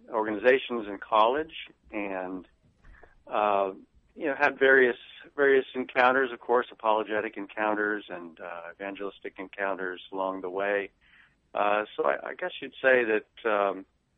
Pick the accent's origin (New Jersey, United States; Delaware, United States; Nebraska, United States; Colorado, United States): Nebraska, United States; I grew up in Nebraska